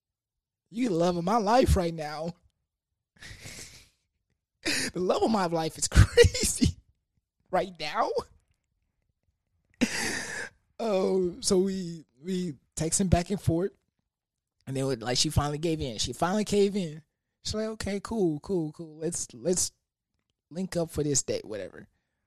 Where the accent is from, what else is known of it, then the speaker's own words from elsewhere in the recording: Houston, Texas, United States; I'm from that H.